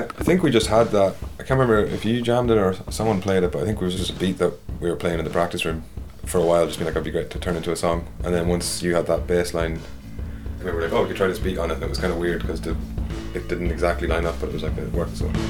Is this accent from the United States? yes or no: no; Dundalk, Leinster, Ireland; I'm from Dundalk.